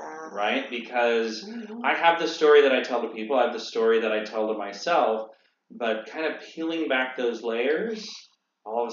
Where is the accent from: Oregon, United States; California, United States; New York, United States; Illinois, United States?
California, United States; Monterey; moved away; also born or lived in St. Louis / San Luis Obispo; I grew up in Monterey, but this is my first home away from home.